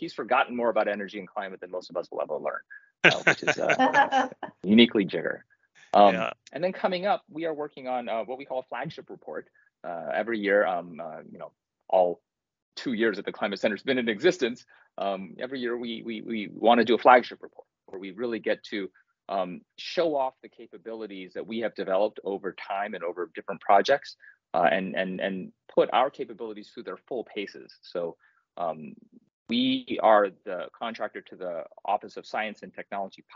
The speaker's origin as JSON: {"language": "English", "region": "Kentucky", "country": "United States", "tie": "born or raised there", "said": "I grew up in Kentucky"}